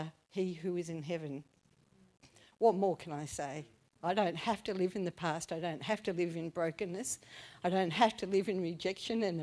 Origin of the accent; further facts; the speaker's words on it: Launceston, Tasmania, Australia; I grew up in Launceston, and I had a mum and a dad